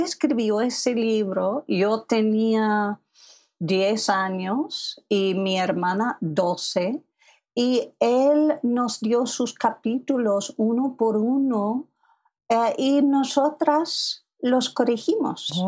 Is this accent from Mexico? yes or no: no; Philadelphia, Pennsylvania, United States; first language English; Spanish is a second language; moved away as an adult; also born or lived in Taiwan / Manhattan, New York; yo nací en Filadelfia y soy la segunda hija